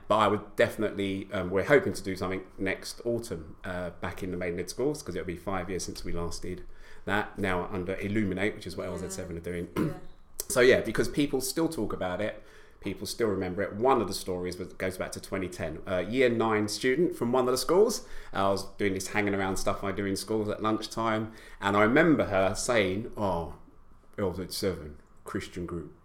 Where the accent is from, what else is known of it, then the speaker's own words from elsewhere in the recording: London, United Kingdom; I, I grew up in East London